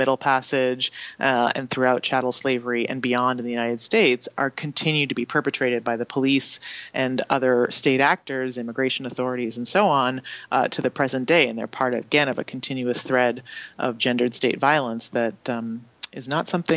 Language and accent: English; Canada; I didn't learn about in school in Canada